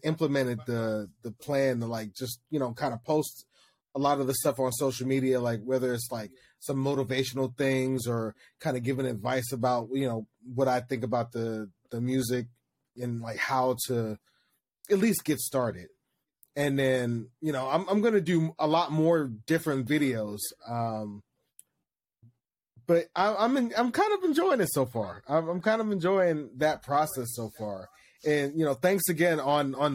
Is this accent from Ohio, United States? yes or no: yes; Youngstown, Ohio, United States; moved away as an adult; now in Shenzhen, China; I'm hailing from Youngstown, Ohio. I currently live in Shenzhen, China now